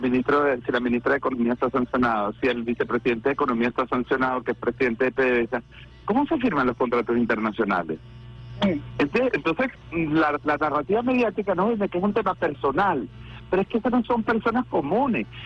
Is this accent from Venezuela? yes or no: yes; Venezuela; como ciudadano, como venezolano, como revolucionario